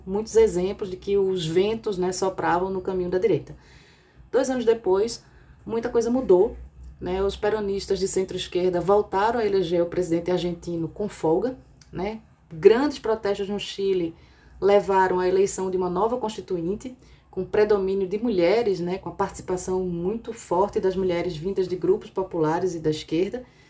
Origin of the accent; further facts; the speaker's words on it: Brazil; moved away; sendo brasileira